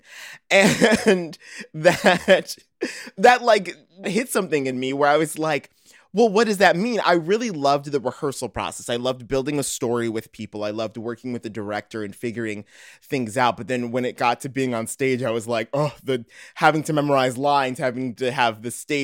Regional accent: Morton Grove, Illinois, United States; moved away as an adult; now in Chicago, United States; I'm from Morton Grove, Illinois. Now I'm actually living in Chicago.

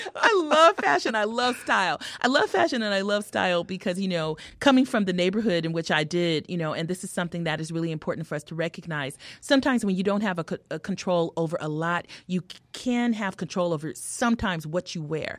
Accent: California, United States; also born or lived in Harlem, New York / Hartford; now in Chicago, United States; I'm a Californian

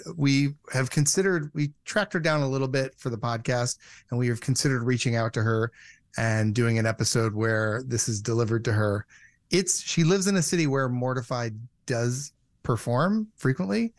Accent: Michigan, United States; moved away; also born or lived in California; I'm from Michigan and I was living in California and I went home to Michigan

